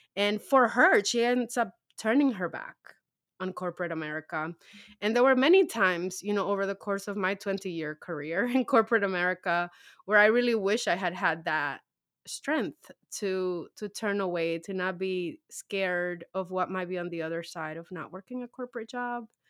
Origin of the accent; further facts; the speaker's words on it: New York City, New York, United States; also born or lived in Dominican Republic; now in New Jersey, United States; I grew up in Harlem